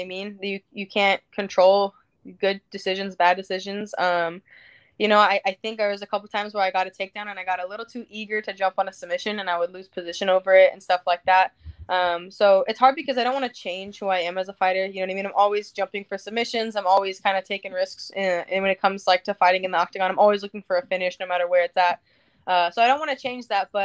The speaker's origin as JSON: {"language": "English", "town": "Anaheim", "region": "California", "country": "United States", "tie": "born or raised there", "said": "this is my hometown."}